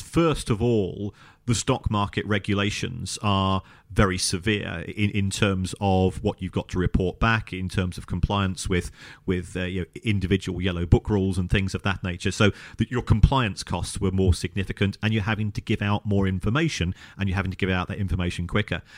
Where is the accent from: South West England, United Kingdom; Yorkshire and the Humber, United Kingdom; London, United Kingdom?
London, United Kingdom; I was born in the Elephant and Castle